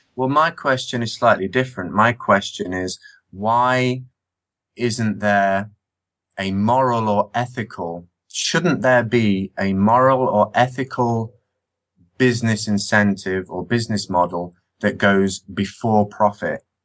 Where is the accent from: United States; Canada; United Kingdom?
United Kingdom; Nottingham, East Midlands; I grew up in Nottingham